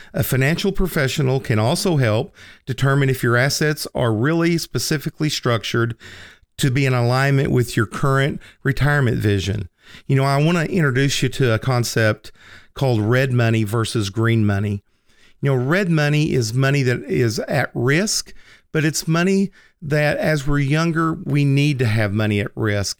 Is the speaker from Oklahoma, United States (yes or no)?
yes; Lindsay, Oklahoma, United States; moved away as an adult; also born or lived in New York; Lindsay, America, or Lindsay, Oklahoma. Uh, that's the town that I was born and raised in.